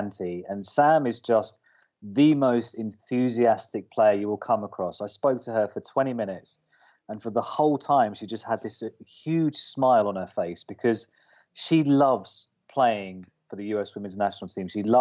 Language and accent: English; United Kingdom; as a Brit